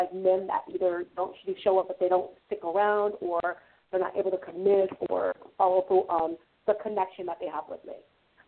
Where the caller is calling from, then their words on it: California, United States; from California.